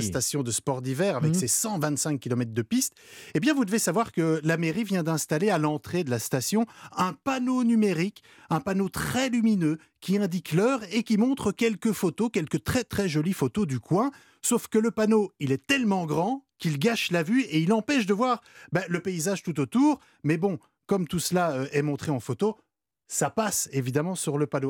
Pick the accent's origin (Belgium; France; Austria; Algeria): Belgium; moved away; moi je viens de Belgique